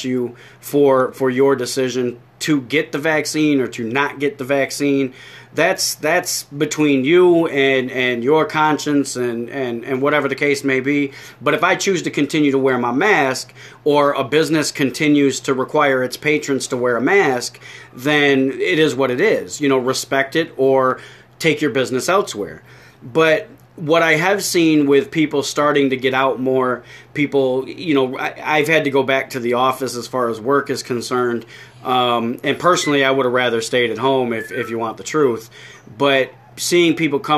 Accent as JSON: {"language": "English", "region": "New York", "country": "United States", "said": "a fat guy from New York"}